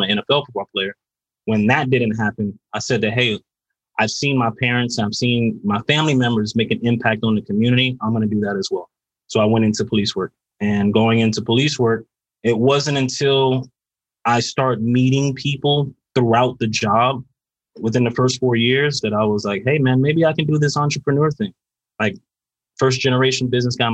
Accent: Carol City, Florida, United States; I grew up in Carroll City, you know, Florida

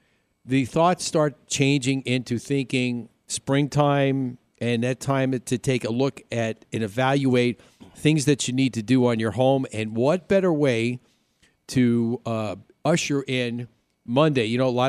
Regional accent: New York, United States; accent: New York; moved away; why should I try and talk Irish when everybody tells me I still have my New York accent?

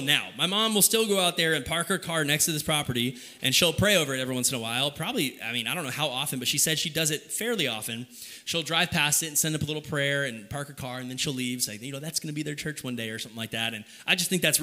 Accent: Kyle, Texas, United States; moved away as an adult; also born or lived in Oklahoma; Kyle, I would consider my hometown

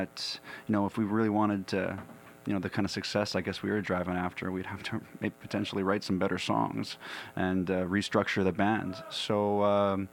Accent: West Vancouver, British Columbia, Canada; also born or lived in Bowen Island; I was born and raised in Vancouver. Grew up in West Vancouver

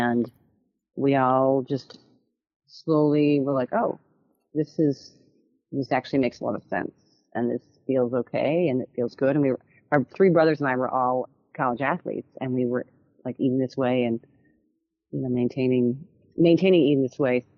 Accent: Cleveland, Ohio, United States; I grew up in Cleveland, so I was been here since like age two until I went off, you know, after college

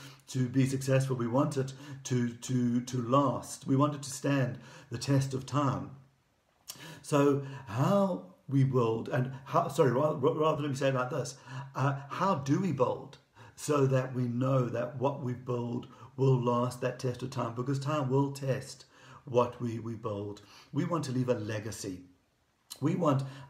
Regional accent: Durban, KwaZulu-Natal, South Africa; moved away as an adult; having grown up in Durban and with British grandparents

